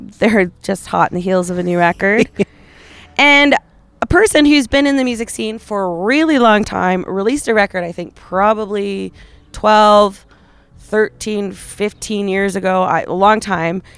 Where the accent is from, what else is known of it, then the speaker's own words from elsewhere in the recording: Calgary, Alberta, Canada; I come from Calgary